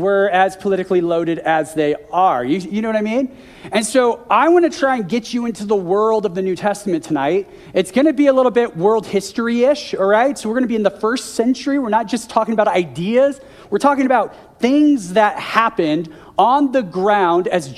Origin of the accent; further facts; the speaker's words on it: United States; moved away as an adult; also born or lived in Seattle, Washington; now in Calgary, Canada; I'm an American